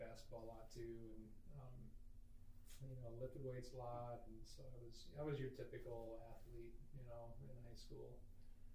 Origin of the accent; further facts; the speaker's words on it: Iowa, United States; Well, I'm from Iowa. Growing up, my dad was a minister, actually. So we traveled around a little bit. So I lived in about 3 or 4 different towns as a kid. I graduated high school from Indianola High School in Iowa.